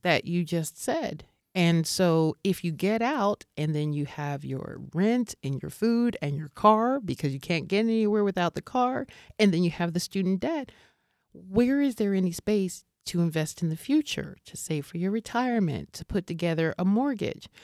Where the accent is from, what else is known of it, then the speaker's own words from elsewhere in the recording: United States; moved away as an adult; also born or lived in Seoul, South Korea; now in Prague, Czech Republic; me as an American living here